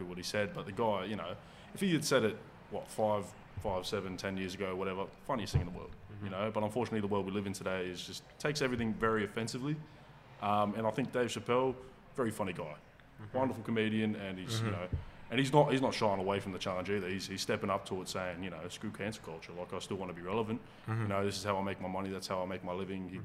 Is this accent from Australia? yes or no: yes; Australia; I was born here in this lovely land called Australia